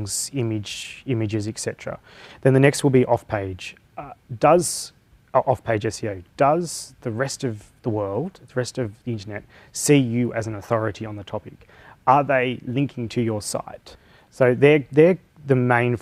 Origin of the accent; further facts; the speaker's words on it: Blue Mountains, New South Wales, Australia; moved away as an adult; now in Newcastle, Australia; I was originally from the Blue Mountains